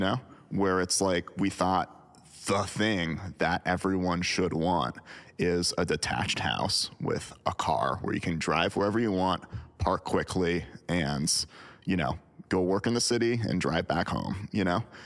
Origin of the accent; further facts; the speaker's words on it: United States; I'm speaking as an American